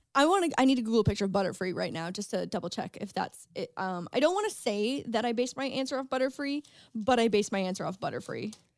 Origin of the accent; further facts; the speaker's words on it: St. Catharines, Ontario, Canada; moved away; Saint Catharines, my hometown